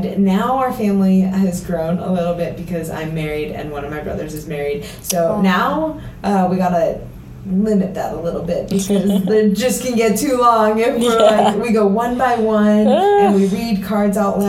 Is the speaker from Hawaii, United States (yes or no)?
no; Costa Mesa, California, United States; moved away as an adult; also born or lived in Huntington Beach, California / Harvard (Massachusetts) / Denver, Colorado; now in Easton, Pennsylvania, United States; So that's where I grew up, Costa Mesa / Huntington Beach